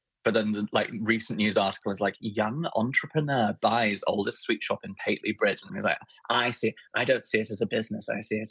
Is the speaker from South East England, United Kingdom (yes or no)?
yes; Bishop's Waltham, South East England, United Kingdom; I was raised in Bishop's Waltham, which is in the south in Hampshire.